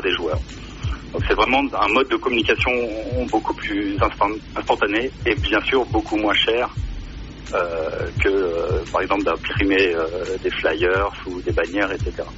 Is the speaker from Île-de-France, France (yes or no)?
no; Grenoble, Auvergne-Rhône-Alpes, France; now in Switzerland; je suis grenoblois de naissance et j'ai fait mes études à Pierre Manasse France